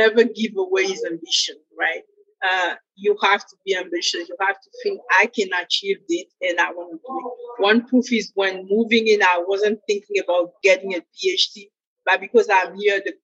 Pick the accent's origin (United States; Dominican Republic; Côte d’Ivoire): Côte d’Ivoire; moved away; also born or lived in Senegal; I'm originally from West Africa, Côte d'Ivoire, and in Ivory Coast, the culture is the way good humor is something normal.